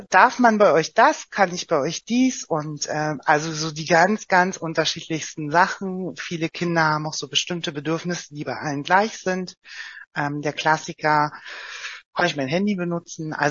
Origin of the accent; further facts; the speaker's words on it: Oranienburg, Brandenburg, Germany; also bei uns, ich komme ja selbst aus Oranienburg, da ist es als Beispiel jetzt auch der Landkreis Oberhavel